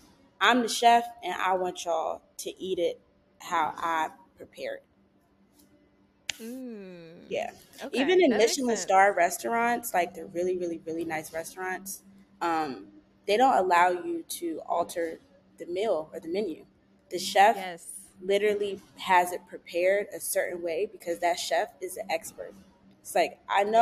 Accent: Prince George's County, Maryland, United States; moved away as an adult; now in Los Angeles, United States; I grew up in Maryland

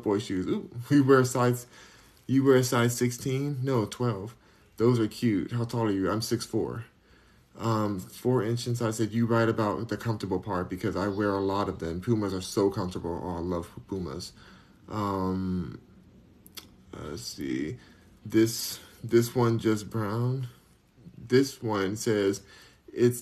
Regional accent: Beverly Hills, California, United States; now in Houston, United States; I was raised in Beverly Hills.

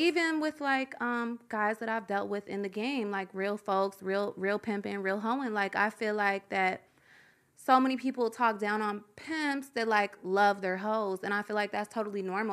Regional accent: Louisville, Kentucky, United States; In Kentucky. I'm from Louisville, Kentucky

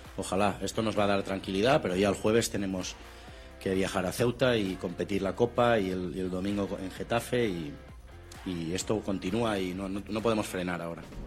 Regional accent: Argentina; los argentinos viajamos por el mundo

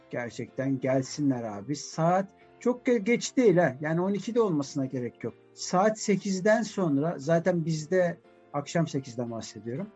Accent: Turkey

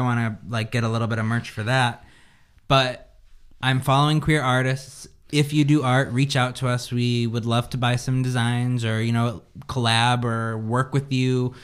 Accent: United States; as an American

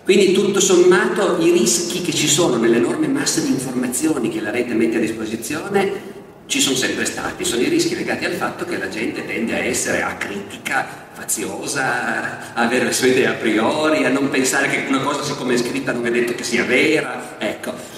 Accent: Turin, Piedmont, Italy; io sono di Torino

